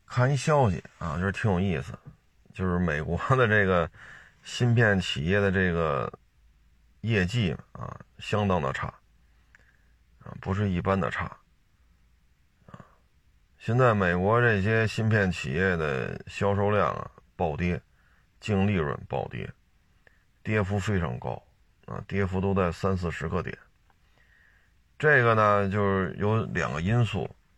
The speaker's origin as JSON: {"language": "Chinese", "country": "China", "said": "那我也是中国人"}